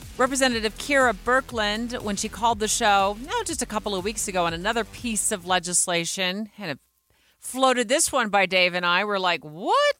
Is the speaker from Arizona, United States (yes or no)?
yes; Arizona, United States; moved away as an adult; now in Utah, United States; I grew up in Arizona